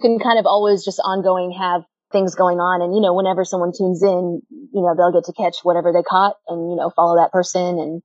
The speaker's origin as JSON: {"language": "English", "town": "Houston", "region": "Texas", "country": "United States", "tie": "born or raised there", "said": "born and raised in Houston."}